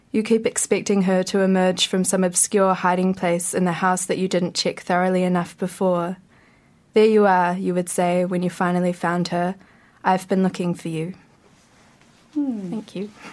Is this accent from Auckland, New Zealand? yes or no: no; Gisborne, New Zealand; now in Wellington, New Zealand; I'm from Gisborne originally